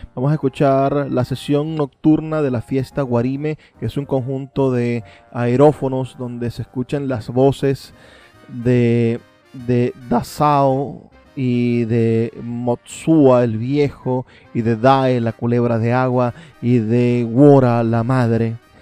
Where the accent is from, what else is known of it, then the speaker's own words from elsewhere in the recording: Venezuela; nosotros los venezolanos